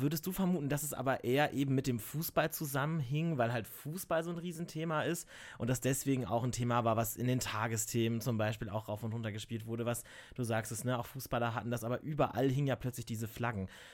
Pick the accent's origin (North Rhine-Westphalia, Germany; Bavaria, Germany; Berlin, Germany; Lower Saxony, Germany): Lower Saxony, Germany; now in Cologne, Germany; Ich komme halt einfach auch aus Niedersachsen und nicht aus NRW, nicht aus dem Rheinland